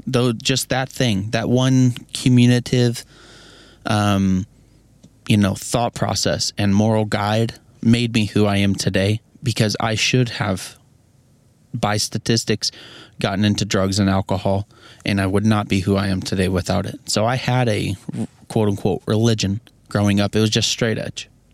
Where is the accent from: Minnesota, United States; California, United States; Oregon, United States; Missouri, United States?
Missouri, United States; I'm from Missouri